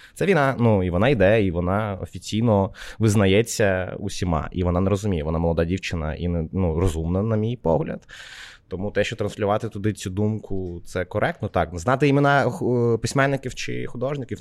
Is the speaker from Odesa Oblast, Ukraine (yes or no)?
yes; Odesa, Odesa Oblast, Ukraine; now in Kyiv, Ukraine; я з Одеси